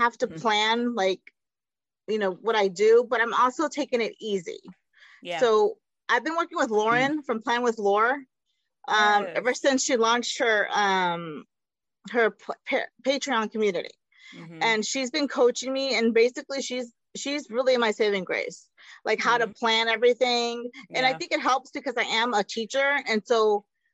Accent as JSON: {"language": "English", "town": "Austin", "region": "Texas", "country": "United States", "tie": "born or raised there", "said": "My parents are from Mexico, and I was born in Austin because that's where they met."}